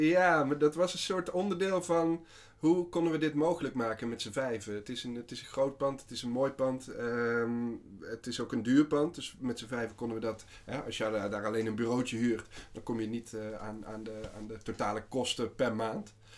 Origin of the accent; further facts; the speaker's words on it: Waalwijk, North Brabant, Netherlands; moved away as an adult; also born or lived in Amsterdam; wij komen allebei uit Waalwijk oorspronkelijk. En ehm, wij zaten bij elkaar op school.